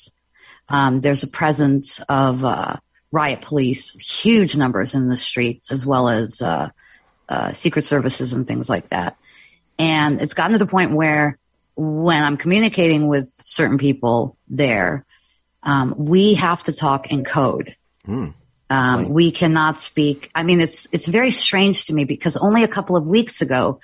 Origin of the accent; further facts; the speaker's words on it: Odesa, Odesa Oblast, Ukraine; also born or lived in Austria / Italy; now in United States; I was born in Odessa, Ukraine during the Soviet occupation. And my family and I escaped as refugees